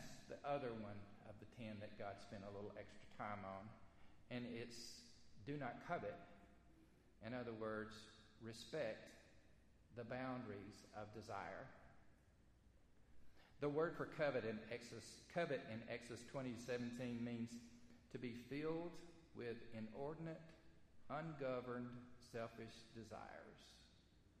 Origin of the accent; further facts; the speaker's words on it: the South, United States; accent: Southern; we're from the South, most of us are from the South, I'm going to do this in Southern speak